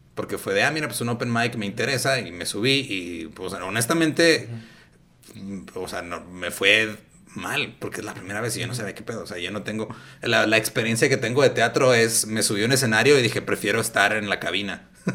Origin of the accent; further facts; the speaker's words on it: Ciudad Juárez, Chihuahua, Mexico; la ventaja que tengo de estar en Juárez y nada más ir allá de vez en cuando a trabajar